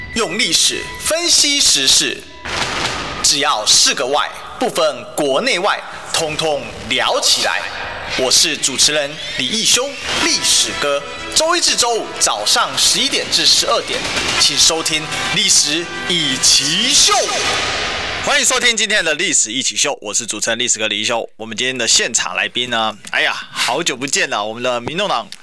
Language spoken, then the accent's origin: Chinese; Kaohsiung, Taiwan; 我们高雄人的特质就是热情啊